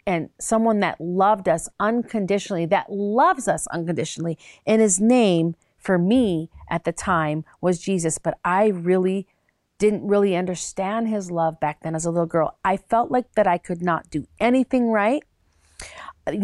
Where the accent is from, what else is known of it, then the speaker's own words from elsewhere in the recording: Minnesota, United States; also born or lived in Chicago; I loved growing up in the Minnesota area and actually in Chicago as well